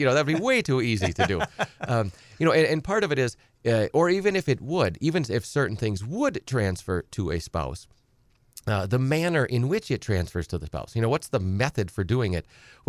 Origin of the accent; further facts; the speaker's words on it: Edgar, United States; You know, I've said many times on the show, I grew up on a small farm. I'm from Edgar originally.